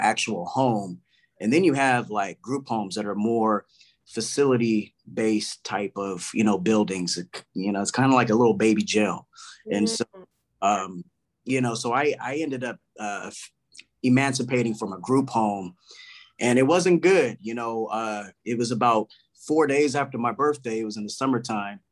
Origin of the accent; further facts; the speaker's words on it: Palm Springs, California, United States; also born or lived in Corona; I grew up in Palm Springs for a while